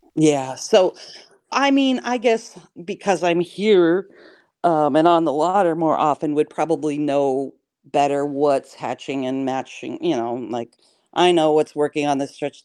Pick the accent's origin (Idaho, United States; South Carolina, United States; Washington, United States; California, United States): Washington, United States; Pullman; moved away as an adult; also born or lived in Taos, New Mexico; now in Wisconsin, United States; I grew up in Pullman and you know, a small farm town